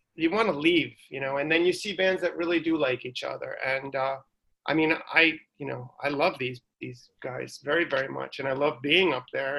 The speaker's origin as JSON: {"language": "English", "region": "New York", "country": "United States", "tie": "born or raised there", "said": "growing up in New York in the '80s"}